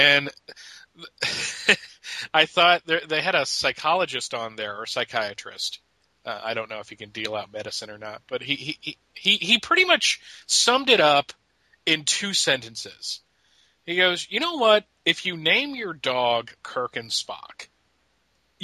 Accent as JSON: {"language": "English", "region": "Pennsylvania", "country": "United States", "tie": "born or raised there", "said": "I grew up in Pennsylvania, so I watched the Eagles"}